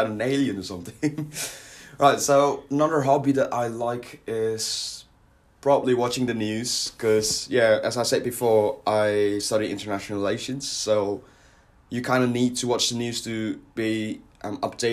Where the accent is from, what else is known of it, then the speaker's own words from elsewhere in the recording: Surabaya, East Java, Indonesia; moved away as an adult; now in United Kingdom; I'm originally from Surabaya, Indonesia, which is like the second largest city in my country